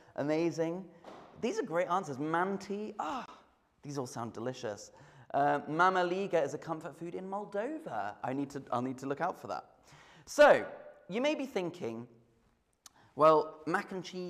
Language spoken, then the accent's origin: English; United Kingdom; I am British